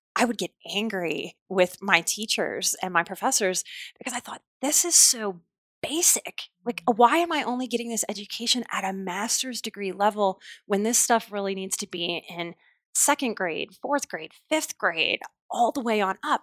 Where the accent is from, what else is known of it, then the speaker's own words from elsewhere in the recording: New Orleans, Louisiana, United States; I'm from New Orleans